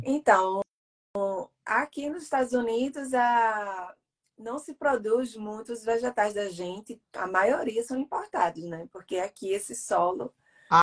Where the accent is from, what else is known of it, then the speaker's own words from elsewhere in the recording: Recife, Pernambuco, Brazil; now in United States; eu sou nordestina, sim, Ana. Eu sou de Recife, sou pernambucana